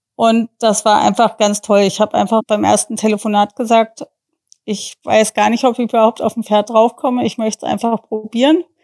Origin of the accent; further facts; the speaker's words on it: United States; now in Germany; ich ähm, gebürtige Amerikanerin bin